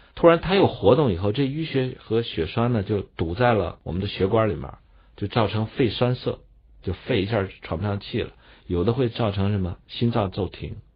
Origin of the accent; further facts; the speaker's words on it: northern China, China; 我们北方人吃的就鼠，叫黄米